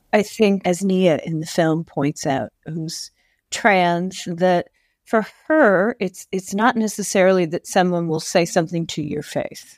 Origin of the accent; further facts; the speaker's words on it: Tucson, Arizona, United States; also born or lived in Ohio; growing up in Tucson, which was a very liberal city